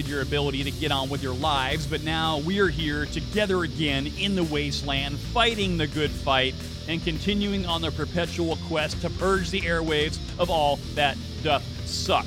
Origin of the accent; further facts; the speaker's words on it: Salem, Oregon, United States; now in Seattle, United States; I was born in Salem, Oregon